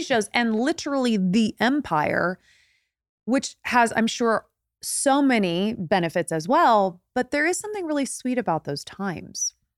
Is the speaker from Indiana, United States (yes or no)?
yes; Indiana, United States; moved away as an adult; now in Los Angeles, United States; I'm from Indiana